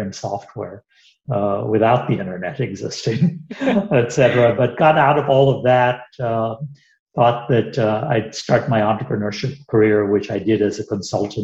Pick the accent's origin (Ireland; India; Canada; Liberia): India; moved away as an adult; also born or lived in United Kingdom; now in Atlanta, United States; I grew up in India through undergrad school